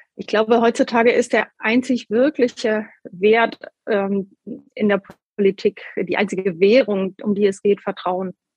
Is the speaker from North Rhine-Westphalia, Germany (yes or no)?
no; Hamburg, Germany; also born or lived in Schleswig-Holstein; Ein Stück weit bin ich natürlich mit dem Herzen auch noch Hamburgerin